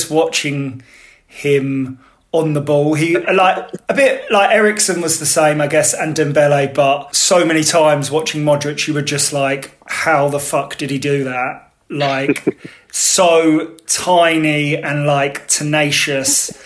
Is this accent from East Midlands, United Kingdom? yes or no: no; Braintree, East of England, United Kingdom; I'm from North Essex, so it's not like the London bit of Essex, Braintree